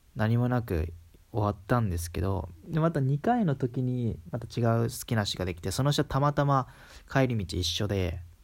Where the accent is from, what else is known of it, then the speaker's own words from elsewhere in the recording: Kansai, Japan; accent: Kansai dialect; 普通に関西、関西出身だから、まあ、関西名ベラベラなんですけど